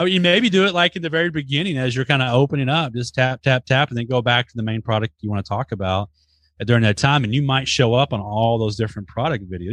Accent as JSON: {"language": "English", "town": "Dallas", "region": "Texas", "country": "United States", "tie": "born or raised there", "said": "I was born in Dallas"}